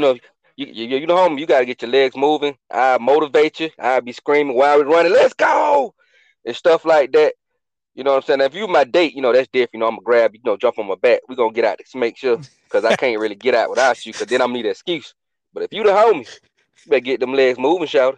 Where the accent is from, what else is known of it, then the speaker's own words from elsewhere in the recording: Atlanta, Georgia, United States; moved away as an adult; I was born and raised in Atlanta